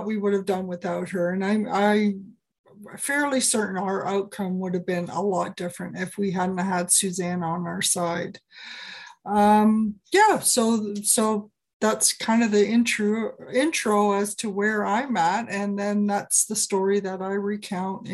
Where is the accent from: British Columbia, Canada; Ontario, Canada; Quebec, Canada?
Ontario, Canada; moved away as an adult; also born or lived in Banff, Alberta; I was born in Ontario, and that's where I grew up, and I got all my education